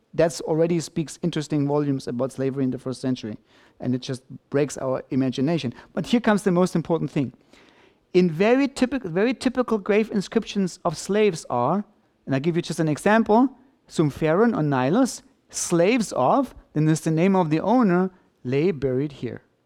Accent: Germany

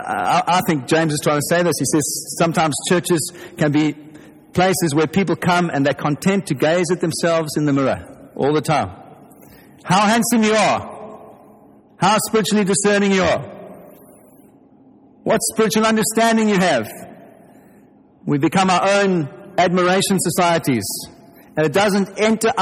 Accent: South Africa; you can tell from my accent if you're English that I'm not English. I'm from South Africa

